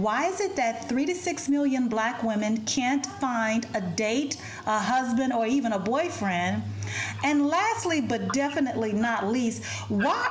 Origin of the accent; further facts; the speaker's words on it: United States; also born or lived in Ethiopia; I'm black American and I'm Ethiopian.